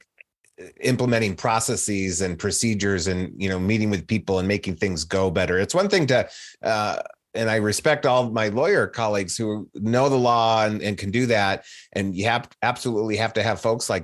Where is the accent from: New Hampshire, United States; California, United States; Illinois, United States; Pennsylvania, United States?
Illinois, United States; Chicago; I'm from the Chicago area originally, in the suburbs.